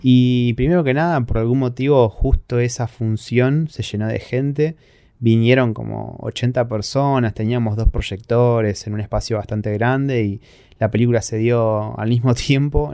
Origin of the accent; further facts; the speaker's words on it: Argentina; soy argentino